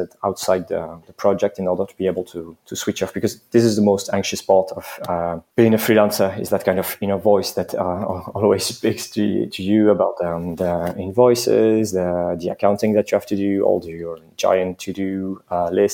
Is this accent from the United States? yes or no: no; eastern France, France; moved away as an adult; now in Paris, France; I was born and raised in France, but I'm not 100% French